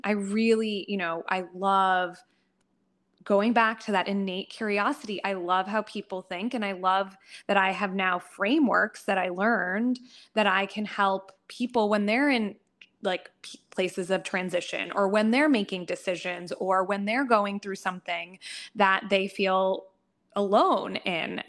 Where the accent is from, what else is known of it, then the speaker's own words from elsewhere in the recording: United States; I'm a first generation American